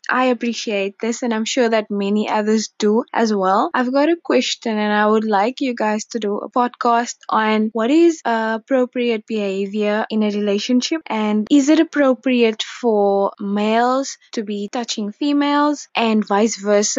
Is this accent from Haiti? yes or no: no; Cape Town, Western Cape, South Africa; I'm from Cape Town.